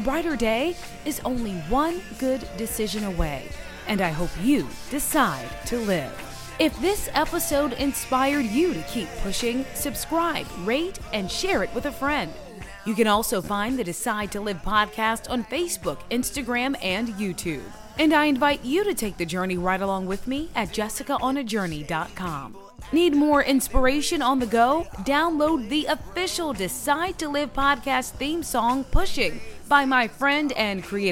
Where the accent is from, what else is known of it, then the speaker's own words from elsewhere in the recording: New Orleans, Louisiana, United States; moved away as an adult; also born or lived in Jackson, Mississippi / Norfolk; my hometown, New Orleans